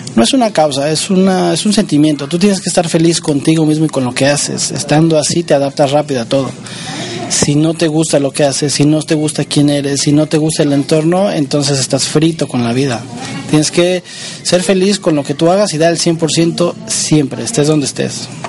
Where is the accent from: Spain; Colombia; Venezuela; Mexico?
Mexico; moved away; los mexicanos somos los mexicanos